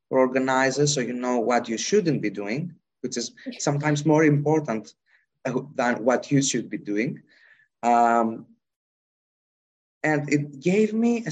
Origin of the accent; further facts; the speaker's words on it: Greece; English is a second language; I come from Greece